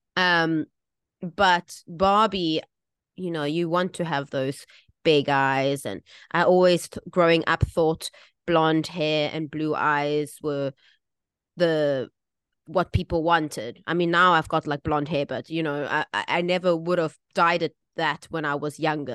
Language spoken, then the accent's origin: English; South Africa; now in Taiwan; I grew up in South Africa.